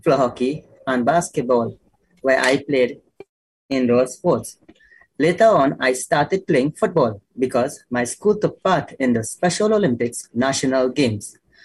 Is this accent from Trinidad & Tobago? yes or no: yes; Trinidad & Tobago; growing up in Trinidad.